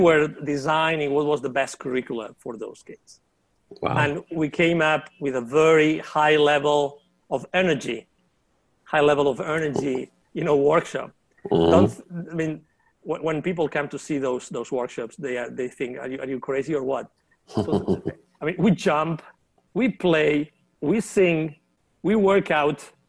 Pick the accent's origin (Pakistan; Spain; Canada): Spain; near Barcelona, Catalonia; moved away as an adult; also born or lived in Latin America; I was born in near Barcelona, and my mom was a teacher